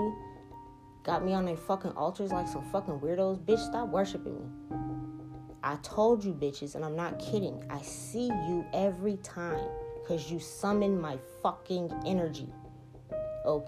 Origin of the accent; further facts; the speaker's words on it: New Orleans, Louisiana, United States; now in Seattle, United States; I'm from New Orleans.